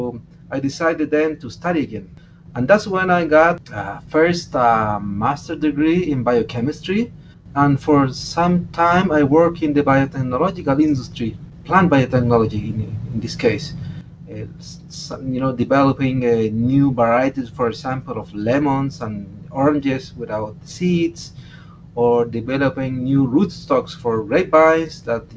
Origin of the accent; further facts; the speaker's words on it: Chile; I was born in the Atacama Desert, amazingly, in the so-called hyper-arid areas